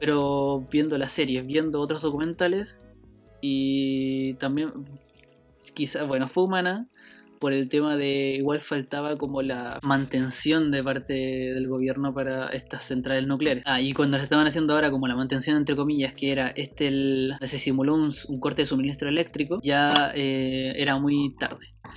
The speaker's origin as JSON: {"language": "Spanish", "country": "Chile", "said": "Soy de Chile"}